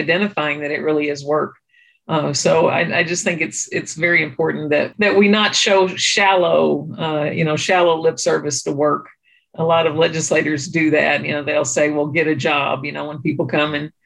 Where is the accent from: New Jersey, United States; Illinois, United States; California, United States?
Illinois, United States; Hardin County, Southern; now in St. Louis, United States; I'm from rural Southern Illinois. I grew up in Hardin County, which is on the southeast tip of the state.